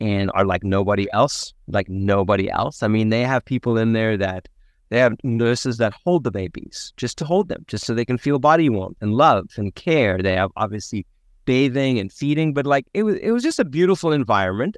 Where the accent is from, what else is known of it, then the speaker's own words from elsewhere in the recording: South Africa; moved away; Born and raised in South Africa